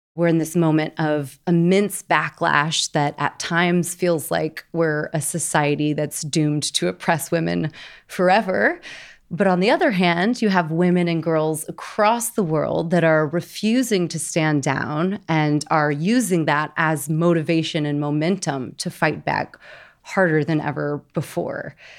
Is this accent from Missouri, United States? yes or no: yes; Missouri, United States; Shout out to my home state, Missouri